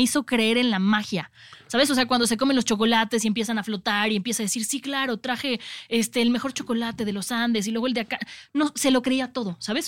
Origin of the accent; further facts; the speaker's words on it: Mexico; nosotros como mexicanos